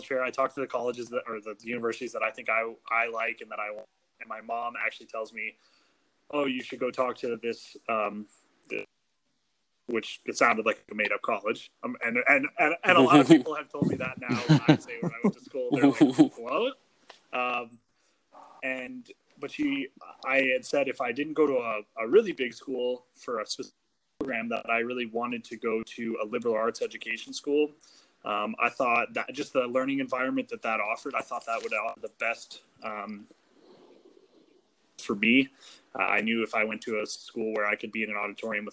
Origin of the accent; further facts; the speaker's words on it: Fort Collins, Colorado, United States; moved away as an adult; now in Texas, United States; I'm originally from Fort Collins, Colorado. Grew up there